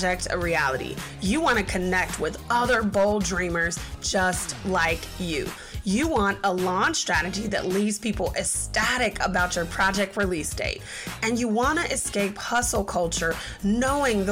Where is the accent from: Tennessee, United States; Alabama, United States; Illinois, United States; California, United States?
Illinois, United States; Chicago; I'm from Chi-Town